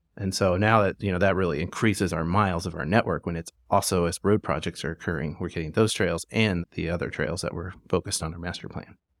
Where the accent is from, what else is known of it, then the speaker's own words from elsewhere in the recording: Springfield, Missouri, United States; moved away as an adult; also born or lived in Tulsa, Oklahoma; now in Fayetteville, United States; I actually grew up in Springfield, Missouri